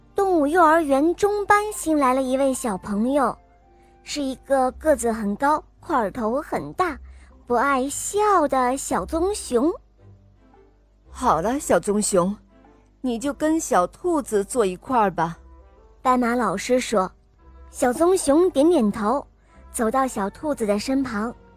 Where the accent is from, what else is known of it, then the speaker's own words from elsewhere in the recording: Shenzhen, Guangdong, China; 今年我五岁呢，我来自深圳